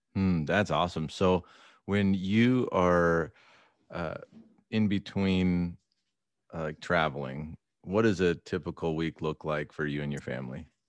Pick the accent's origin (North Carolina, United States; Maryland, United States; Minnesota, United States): Minnesota, United States; moved away; I'm a transplant. I grew up in Minnesota